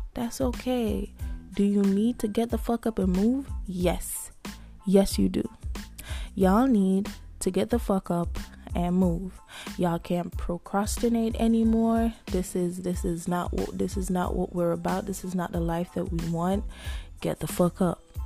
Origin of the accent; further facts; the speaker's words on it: Jamaica; I'm Jamaican.